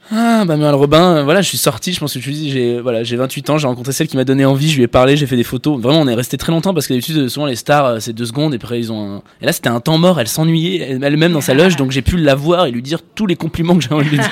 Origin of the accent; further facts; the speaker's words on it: France; J'ai 28 ans, je suis français